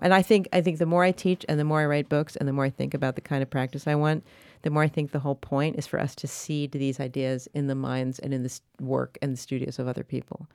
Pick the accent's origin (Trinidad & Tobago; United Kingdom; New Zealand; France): France; Paris, Île-de-France; moved away; I grew up in Paris